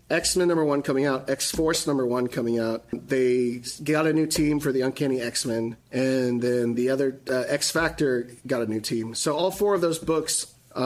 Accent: Texas, United States; moved away as an adult; now in Pacific Northwest, United States; I'm Mexican. I grew up in Texas.

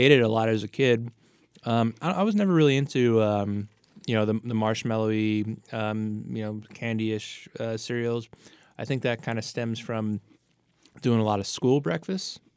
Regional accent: New York City, New York, United States; moved away as an adult; also born or lived in New Jersey; I'm a Staten Islander

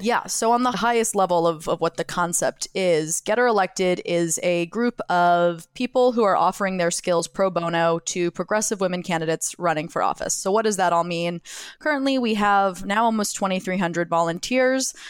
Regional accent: Jacksonville, Florida, United States; now in New York City, United States; I grew up in Jacksonville, Florida, which is on, on or near the Florida Georgia border.

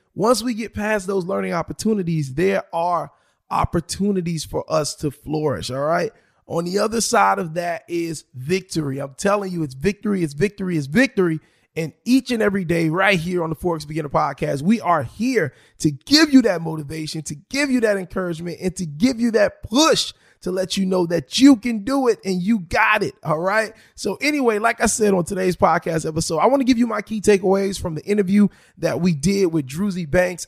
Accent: South Florida, United States; I am born and raised in South Florida

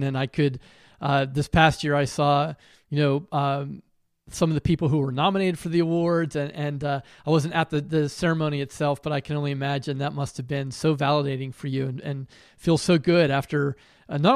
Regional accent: Pittsburgh, Pennsylvania, United States; I grew up in Pittsburgh, and I went to the University of Pittsburgh

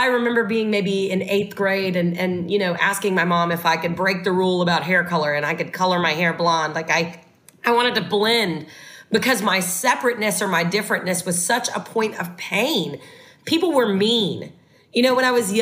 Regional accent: the South, United States; I was raised in the South

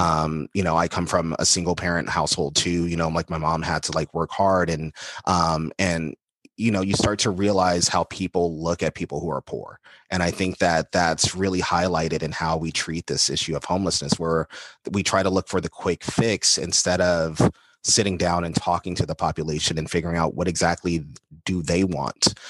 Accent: Los Angeles, California, United States; I'm an L A kid at my heart. Um, and so I grew up in West L A, South Central L

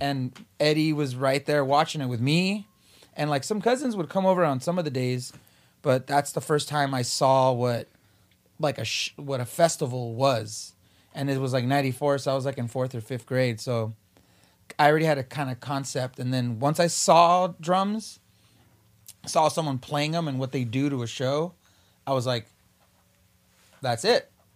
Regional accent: Whittier, California, United States; also born or lived in East Los Angeles; we moved from East L A to Whittier

